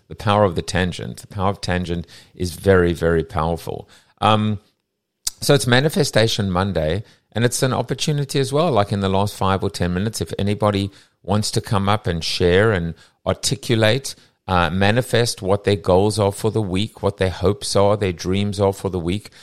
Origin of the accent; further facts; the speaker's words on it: South Africa; now in United States; I'm South African, ex-South African, what, you know, born in Sou-, I still have a South African passport